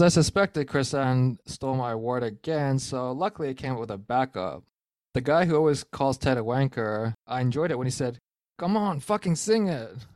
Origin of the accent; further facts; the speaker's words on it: Canada; As a Canadian